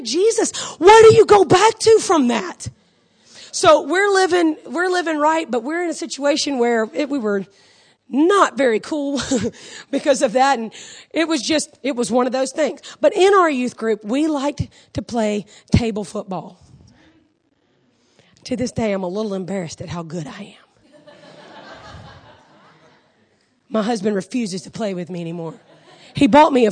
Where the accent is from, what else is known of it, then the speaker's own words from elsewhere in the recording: Augusta, Georgia, United States; I grew up in Augusta, Georgia